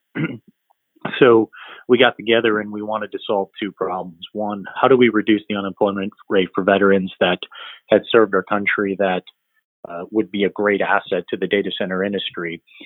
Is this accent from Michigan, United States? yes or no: yes; Royal Oak, Michigan, United States; moved away as an adult; also born or lived in Chicago, Illinois / North Carolina; I was born in Michigan and lived in a small town called Royal Oak.